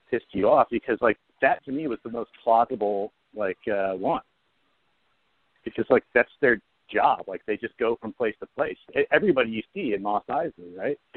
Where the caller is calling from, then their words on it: New Jersey, United States; from New Jersey.